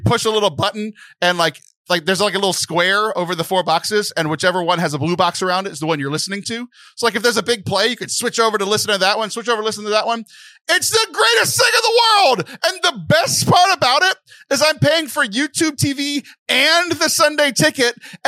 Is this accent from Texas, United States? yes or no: yes; Houston, Texas, United States; I'm a huge Houston sports fan because I grew up in the Houston area.